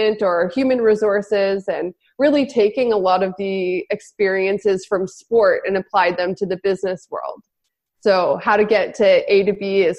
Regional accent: Kelowna, British Columbia, Canada; my hometown in Kelowna

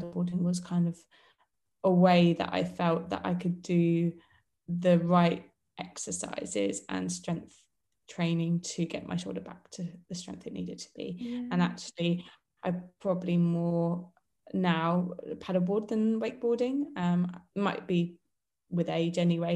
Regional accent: Portsmouth, South East England, United Kingdom; my hometown

